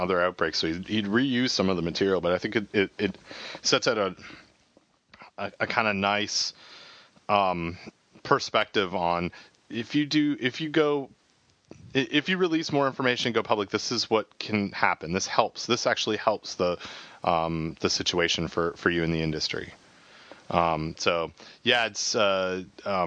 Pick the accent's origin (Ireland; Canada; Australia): Canada; I'm Canadian